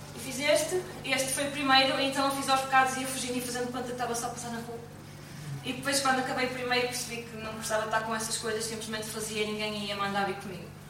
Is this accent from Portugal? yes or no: yes; Portugal; Nasci ali na Ordem do Carmo, no meio das freiras